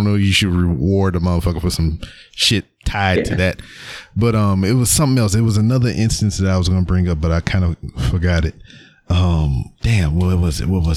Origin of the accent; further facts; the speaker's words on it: Louisiana, United States; moved away as an adult; now in Houston, United States; I'm from Louisiana